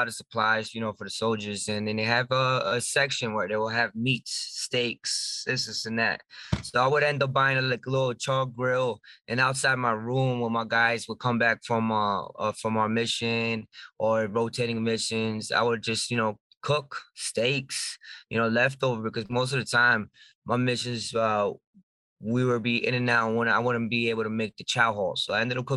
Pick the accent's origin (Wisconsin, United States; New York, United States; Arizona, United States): New York, United States; Sullivan County; I was born and raised in Sullivan County.